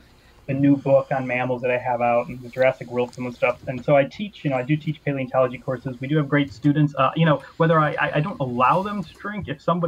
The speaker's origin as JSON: {"language": "English", "region": "Illinois", "country": "United States", "accent": "Midwestern", "moved": "as an adult", "lives_now": "Edinburgh, United Kingdom", "said": "Well, I'm from Illinois originally."}